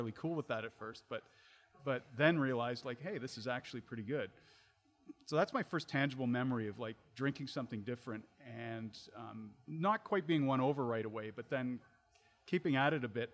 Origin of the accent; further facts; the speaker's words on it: Ontario, Canada; now in Alberta, Canada; I grew up in Ontario in the 90s